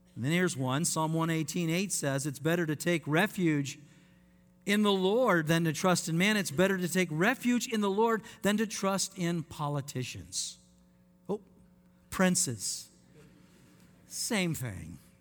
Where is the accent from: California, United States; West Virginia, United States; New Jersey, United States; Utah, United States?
Utah, United States; Layton; moved away; I want to say to my Mormon friends where I grew up in Utah